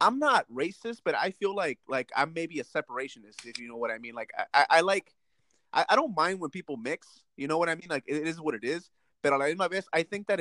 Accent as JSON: {"language": "English", "country": "United States", "tie": "born or raised there", "also_born_or_lived": "Mexico (parents' country)", "said": "yo crecí en esta cultura where it's okay to speak English"}